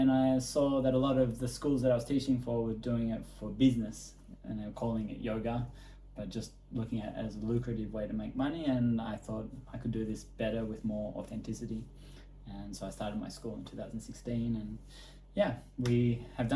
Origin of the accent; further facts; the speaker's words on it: Australia; moved away as an adult; also born or lived in Thailand; now in Bali, Indonesia; I grew up in Australia